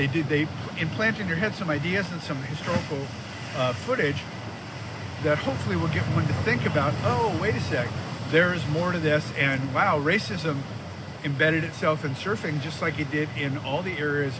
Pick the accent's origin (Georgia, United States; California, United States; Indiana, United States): California, United States; Manhattan Beach; I grew up in Manhattan Beach in surf culture.